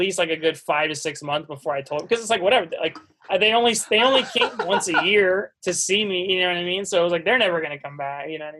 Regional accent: East Coast, United States; Like, I'm from the East Coast, so they came and visited me.

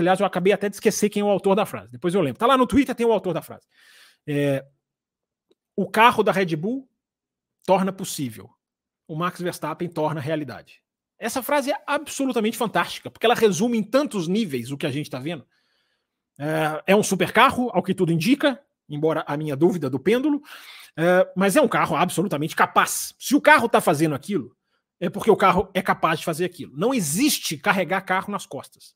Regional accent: Brazil; nós somos brasileiros

